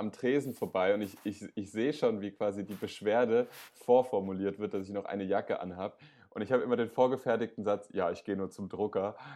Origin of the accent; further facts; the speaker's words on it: Freiburg, Baden-Württemberg, Germany; born there; now in Berlin, Germany; würde ich mal direkt als gebürtiger Freiburger einen Bürgerentscheid äh, anregen.